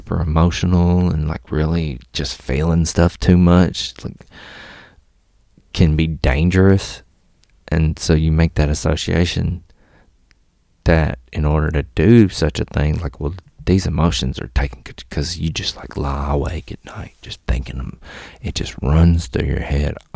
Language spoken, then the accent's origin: English; Mississippi, United States; also born or lived in Alabama; I moved from Alabama to Mississippi